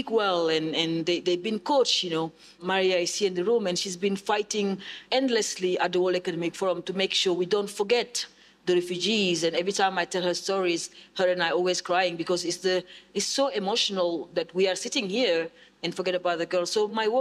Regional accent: Senegal; also born or lived in United Kingdom; now in South East England, United Kingdom; I grew up in Senegal in very tough conditions. Ended up in Europe.

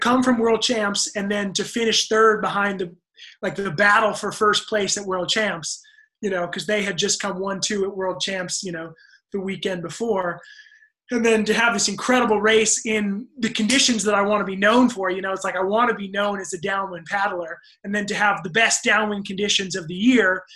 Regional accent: United States; as an American

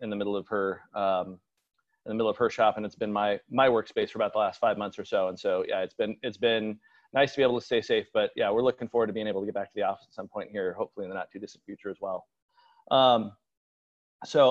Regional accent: Seattle, Washington, United States; I was born and raised in the Seattle area

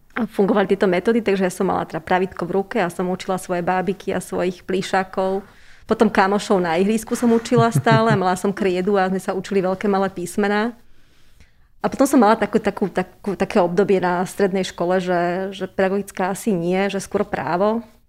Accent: Trenčín, Trenčín Region, Slovakia; moved away as an adult; now in Bratislava, Slovakia; som Trenčianka

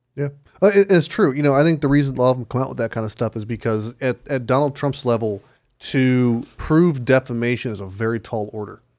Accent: United States; as an American citizen born in this country

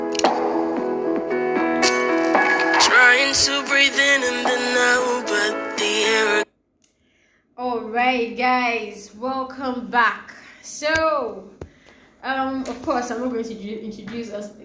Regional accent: Nigeria; now in Lagos, Nigeria; I'm a Nigerian.

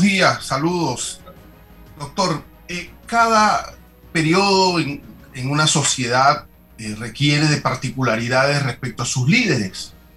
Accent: La Villa de Los Santos, Los Santos, Panama; mi pueblo, la Villa de los Santos

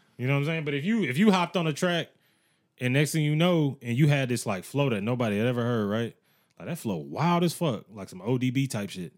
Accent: United States; Growing up in America

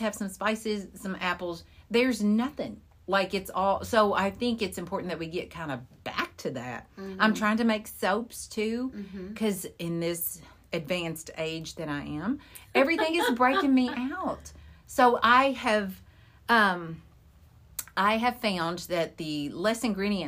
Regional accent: Kentucky, United States; I'm from Kentucky

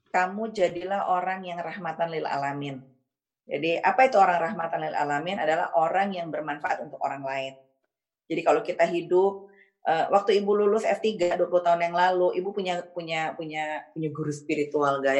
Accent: Padang, West Sumatra, Indonesia; now in Japan; saya sebenarnya orang Padang ya, tapi kadang-kadang konsep orang Jawa tuh benar.

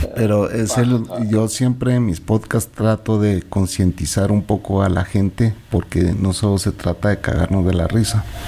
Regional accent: Sololá, Guatemala; somos sololeños

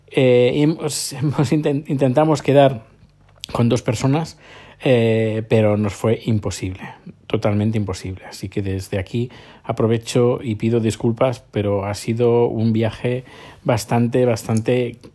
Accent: Terrassa, Catalonia, Spain; yo soy de Tarrasa, que está a unos 20 kilómetros, 25 kilómetros de, de Barcelona

